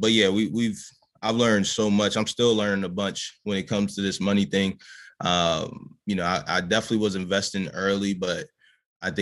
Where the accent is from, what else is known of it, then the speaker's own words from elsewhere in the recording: Baltimore, Maryland, United States; I'm a dude from Baltimore.